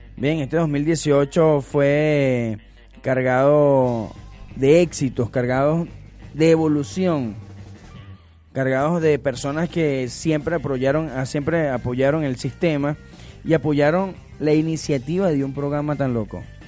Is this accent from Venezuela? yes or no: yes; Venezuela; como el buen venezolano que somos